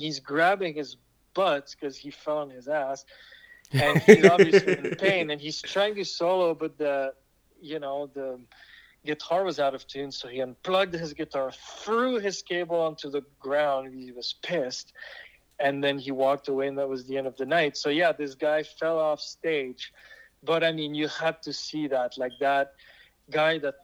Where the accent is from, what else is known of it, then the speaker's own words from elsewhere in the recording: Switzerland; accent: French; first language French; English is a second language; now in Los Angeles, United States; I'm from Switzerland.